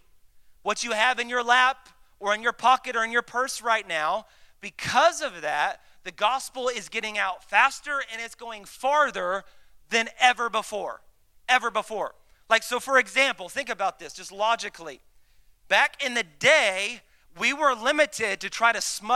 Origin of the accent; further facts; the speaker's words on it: Dallas, Texas, United States; I'm from Dallas